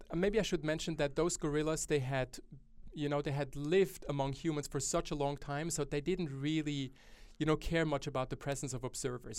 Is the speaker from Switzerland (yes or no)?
yes; Switzerland; now in Australia; my home country, Switzerland.